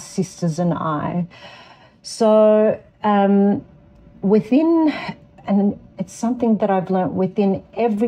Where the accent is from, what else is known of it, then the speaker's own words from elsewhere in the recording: Darug land, New South Wales, Australia; also born or lived in Lebanon (ancestry); I was born on Darug land and now reside on Gadigal land